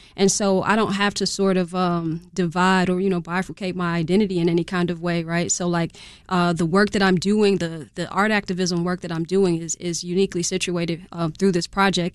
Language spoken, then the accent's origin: English; Chicago, Illinois, United States; I grew up in Chatham